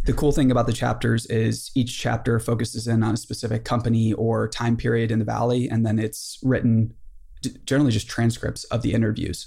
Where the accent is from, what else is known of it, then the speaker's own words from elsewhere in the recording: Boonsboro, United States; I'm from Boonesboro